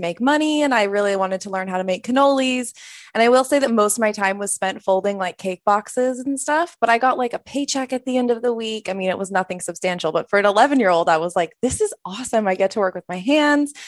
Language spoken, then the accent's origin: English; outside Boulder, Colorado, United States; moved away as an adult; also born or lived in San Francisco; I grew up in Colorado, so I grew up in the kind of the country, like twenty minutes outside of Boulder